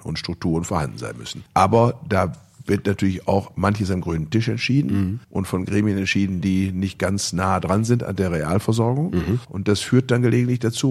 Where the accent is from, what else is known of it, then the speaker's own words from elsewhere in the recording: Bielefeld, North Rhine-Westphalia, Germany; meiner Heimatstadt Bielefeld